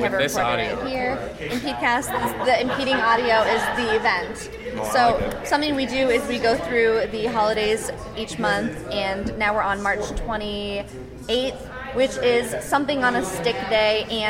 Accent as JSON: {"language": "English", "town": "Des Moines", "region": "Iowa", "country": "United States", "said": "I'm from Des Moines"}